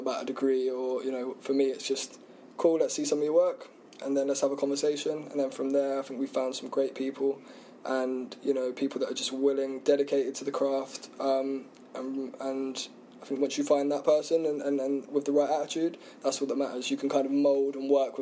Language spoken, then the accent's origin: English; Isle of Wight, South East England, United Kingdom; now in London, United Kingdom; I grew up on the Isle of Wight